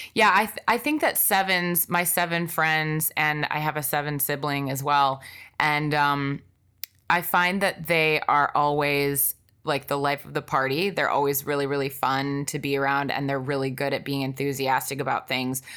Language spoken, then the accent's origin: English; Wisconsin, United States; I grew up in Wisconsin